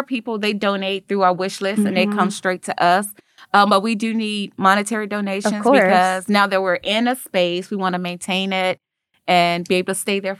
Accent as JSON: {"language": "English", "town": "Chicago", "region": "Illinois", "country": "United States", "tie": "born or raised there", "moved": "as an adult", "lives_now": "Memphis, United States", "said": "I was born and raised in Chicago. I came here for University of Memphis."}